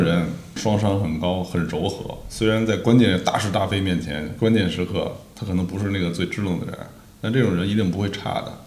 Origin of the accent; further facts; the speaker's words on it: Beijing, China; 我本身也是北京东北